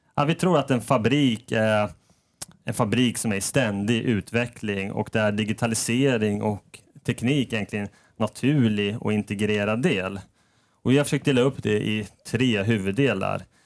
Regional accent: Norrköping, Östergötland, Sweden; moved away as an adult; also born or lived in Stockholm; now in Sundsvall, Sweden; Jag kommer ursprungligen från Norrköping

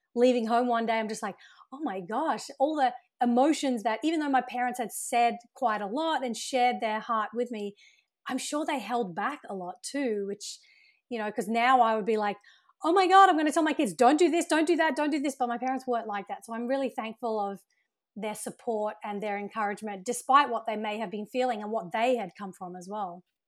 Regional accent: Brisbane, Queensland, Australia; moved away as an adult; also born or lived in United Kingdom / Sydney, Australia; now in Los Angeles, United States; I was actually born in the U K, and I grew up in Australia, so my family migrated to Australia when I was around eight

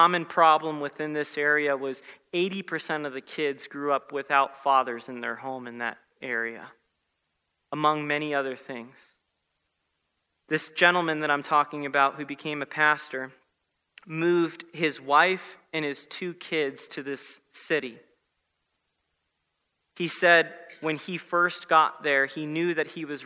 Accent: South Florida, United States; I grew up in South Florida

